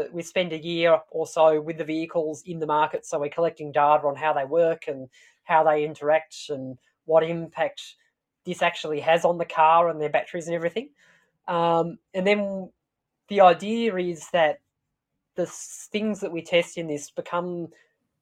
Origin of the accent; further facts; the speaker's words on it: Tasmania, Australia; I'm from Tasmania.